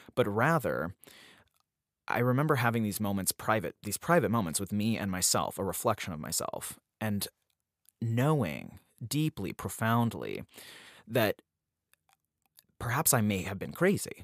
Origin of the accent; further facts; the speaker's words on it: Salt Lake City, Utah, United States; moved away; also born or lived in upstate New York; I was born in Salt Lake City, Utah in the early nineties